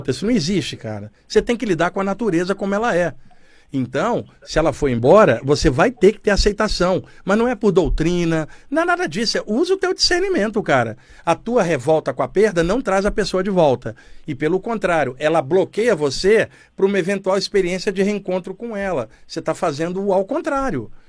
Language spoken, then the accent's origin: Portuguese; Criciúma, Santa Catarina, Brazil; Eu, eu sou de Criciúma, Santa Catarina.